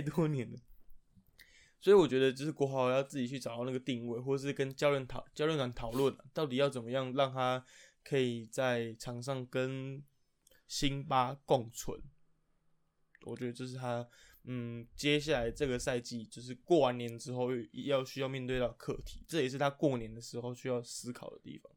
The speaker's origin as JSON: {"language": "Chinese", "region": "Taipei", "country": "Taiwan", "tie": "born or raised there", "said": "因为两位主持人都是死台北人，就从小在台北长大"}